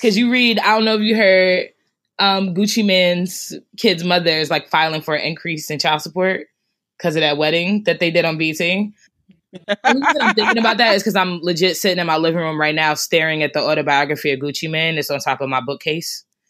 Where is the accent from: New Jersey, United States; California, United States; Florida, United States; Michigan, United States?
New Jersey, United States; Newark; also born or lived in Irvington, New Jersey; I grew up in Newark and Irvington